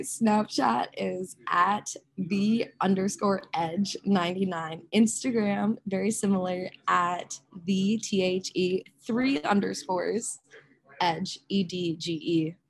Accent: Rochester, Minnesota, United States; I grew up in Rochester, Minnesota, which is where the Mayo Clinic is

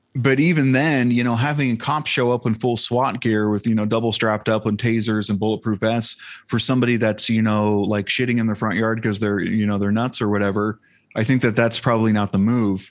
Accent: San Diego, California, United States; growing up in San Diego

